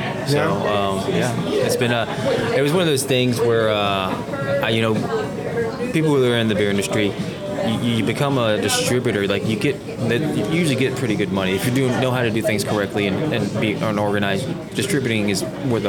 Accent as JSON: {"language": "English", "town": "Fort Worth", "region": "Texas", "country": "United States", "tie": "born or raised there", "also_born_or_lived": "Orlando, Florida", "moved": "as an adult", "lives_now": "Houston, United States", "said": "I always knew that I was going to come back home to Texas."}